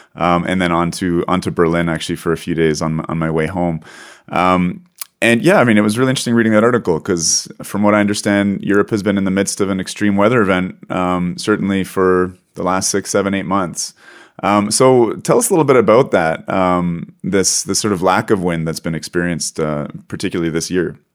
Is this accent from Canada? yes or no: yes; Canada; as a Canadian, not even living in the north of Canada, but experiencing some uh, unusual northern weather in the south part of Canada